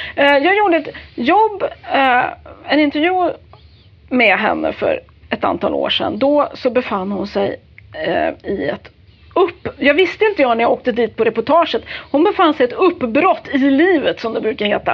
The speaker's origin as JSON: {"language": "Swedish", "region": "Värmland", "country": "Sweden", "said": "jag är ju värmlänning"}